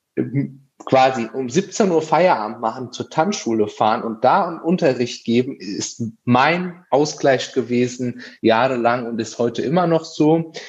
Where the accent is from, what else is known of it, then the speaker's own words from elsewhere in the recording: Aschaffenburg, Bavaria, Germany; ich komme aus Aschaffenburg